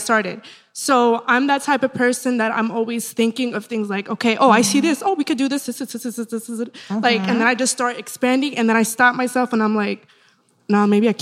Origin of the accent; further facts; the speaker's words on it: Elizabeth, New Jersey, United States; moved away as an adult; now in Miami, United States; I'm originally from Jersey, mm-hmm. and I moved down to Miami